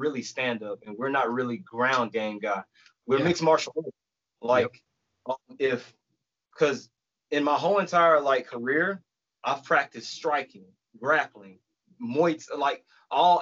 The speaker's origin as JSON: {"language": "English", "town": "Camp Hill", "region": "Alabama", "country": "United States", "tie": "born or raised there", "also_born_or_lived": "Dayton, Alabama / Auburn, Alabama", "said": "I grew up in Camp Hill, Alabama, but I went to school in Dayton"}